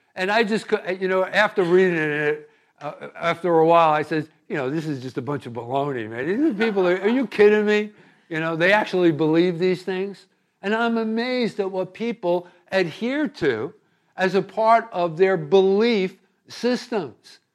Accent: East Coast, United States; moved away as an adult; also born or lived in California; I was raised here on the East Coast

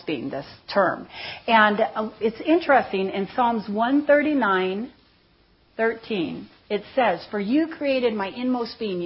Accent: Seal Beach, California, United States; I grew up in Seal Beach, California

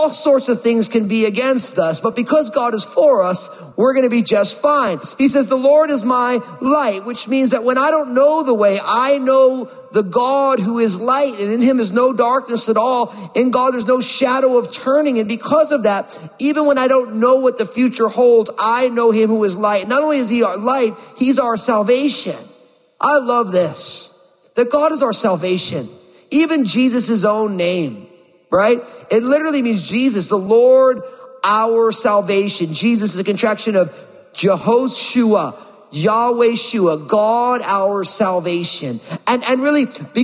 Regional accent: New Jersey, United States; moved away as an adult; also born or lived in Bay Area, California; my home state, my native state of New Jersey

